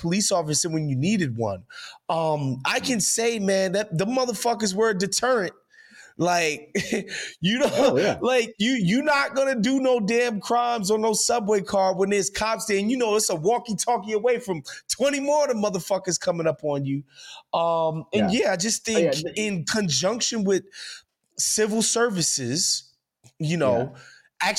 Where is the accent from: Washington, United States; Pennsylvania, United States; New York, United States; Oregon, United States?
New York, United States; New York City; also born or lived in Los Angeles; growing up in New York